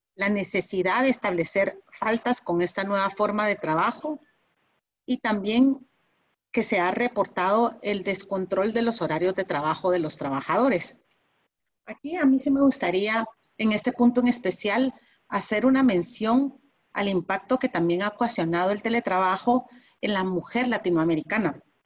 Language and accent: Spanish; Guatemala; también tenemos en, en Guatemala